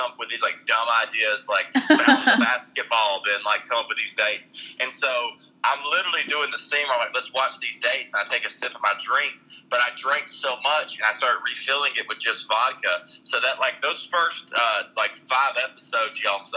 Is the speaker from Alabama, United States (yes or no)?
yes; Alabama, United States; now in Las Vegas, United States; I am from Alabama.